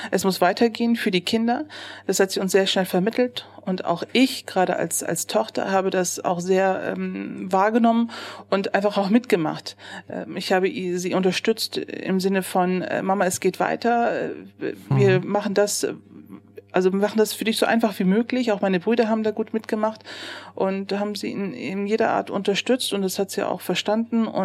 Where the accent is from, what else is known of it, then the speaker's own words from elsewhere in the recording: Neuss, North Rhine-Westphalia, Germany; Ja, ich bin in Neuss geboren, 1976. Mhm. Ich äh, bin hier zur Schule gegangen, bin aufgewachsen und ähm, habe die Grundschule besucht.